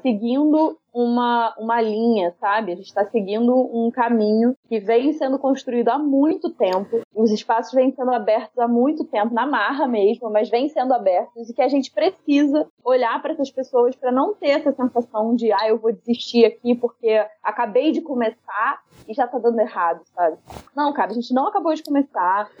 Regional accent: Miguel Pereira, Rio de Janeiro, Brazil; moved away as an adult; now in Rio de Janeiro, Brazil; Eu vivi em Miguel Pereira, minha cidade natal, durante 18 anos. E agora tem 15 anos que eu tô no Rio de Janeiro, na cidade do Rio.

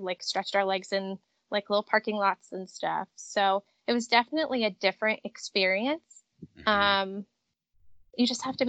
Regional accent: Connecticut, United States; also born or lived in Washington, D.C. / Louisville, Kentucky; Yep, I was born and raised in Connecticut.

